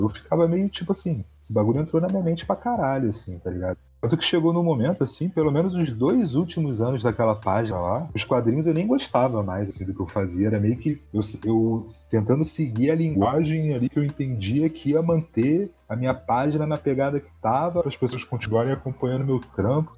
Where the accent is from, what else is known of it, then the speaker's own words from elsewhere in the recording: Rio de Janeiro, Brazil; eu sou da Zona Oeste ali do Rio de Janeiro